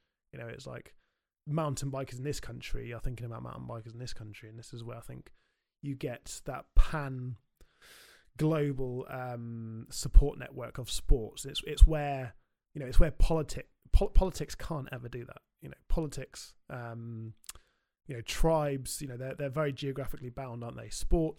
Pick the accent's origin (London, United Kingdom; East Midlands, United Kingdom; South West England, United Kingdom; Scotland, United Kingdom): South West England, United Kingdom; when I grew up in Somerset, you know, mountain biking was my kind of my go-to sport